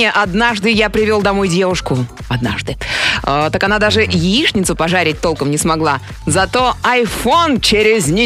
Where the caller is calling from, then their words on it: Barnaul, Altai Krai, Russia